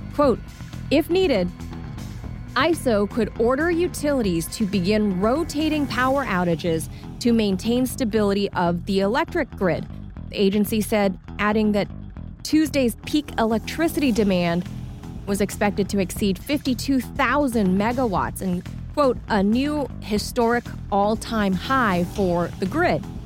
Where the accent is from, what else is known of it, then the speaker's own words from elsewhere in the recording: California, United States; my home state, California